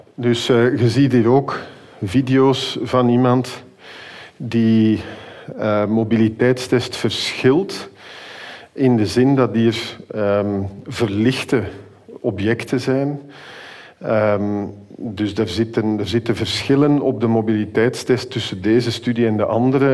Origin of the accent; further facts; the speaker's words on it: Flanders, Belgium; wij zijn als Vlamingen